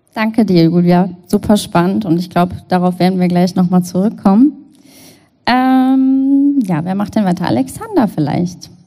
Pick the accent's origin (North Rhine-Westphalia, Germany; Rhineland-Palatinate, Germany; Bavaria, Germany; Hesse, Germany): North Rhine-Westphalia, Germany; Cologne; Ich bin Kölnerin und möchte natürlich wissen, was in Köln so geht